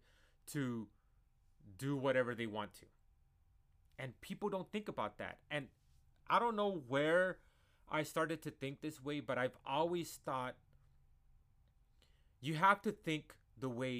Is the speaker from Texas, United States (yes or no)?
yes; San Antonio, Texas, United States; I am a Chicano from San Antonio, Texas